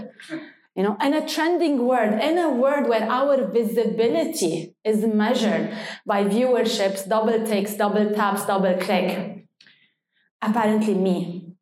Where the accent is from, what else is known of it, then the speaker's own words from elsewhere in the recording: Lebanon; moved away as an adult; now in Dubai, United Arab Emirates; I was born in Lebanon and stayed in Lebanon